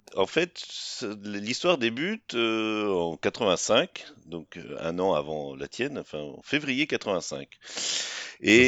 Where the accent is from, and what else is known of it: Rennes, Brittany, France